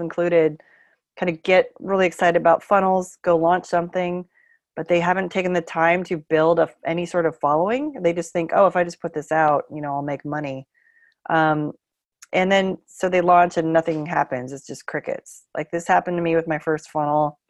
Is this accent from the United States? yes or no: yes; Bay Area, California, United States; moved away as an adult; also born or lived in San Francisco; now in Portland, United States; I'm from the Bay Area.